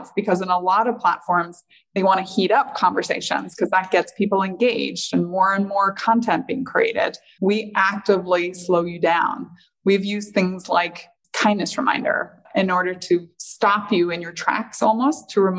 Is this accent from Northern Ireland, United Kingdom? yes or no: yes; Northern Ireland, United Kingdom; moved away; growing up in Northern Ireland